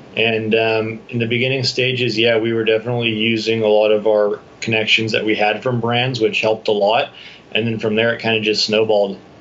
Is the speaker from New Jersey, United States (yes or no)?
no; San Clemente, California, United States; moved away as an adult; also born or lived in Dana Point; now in San Diego, United States; I grew up in San Clemente, Dana Point